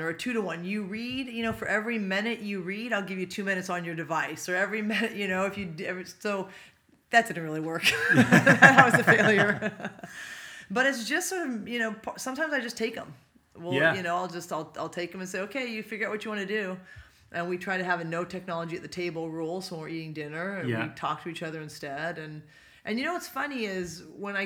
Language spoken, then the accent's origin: English; Poway, California, United States; also born or lived in Pasadena, California / San Luis Obispo, California; I grew up in Poway, so it's North County, San Diego here